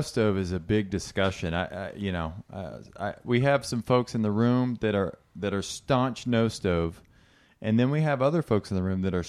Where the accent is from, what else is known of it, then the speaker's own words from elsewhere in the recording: South Carolina, United States; now in Boulder, United States; I'm actually from South Carolina